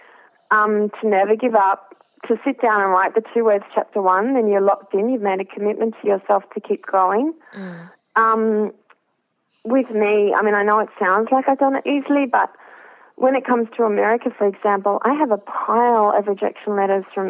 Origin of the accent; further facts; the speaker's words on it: Australia; I'm an Australian who's worked in journalism